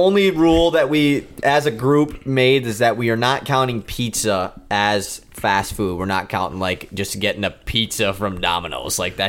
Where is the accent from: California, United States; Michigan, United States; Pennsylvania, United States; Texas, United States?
Michigan, United States; we're from Michigan.